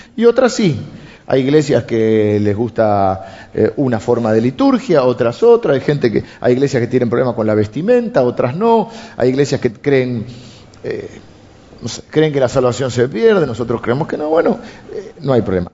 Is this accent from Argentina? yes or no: yes; Argentina; tenemos los argentinos